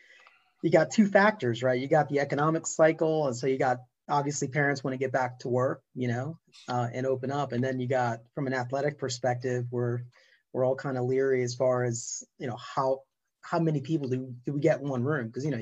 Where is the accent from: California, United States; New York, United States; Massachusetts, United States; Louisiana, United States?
New York, United States; accent: New York; especially with my New York accent that I have sometimes.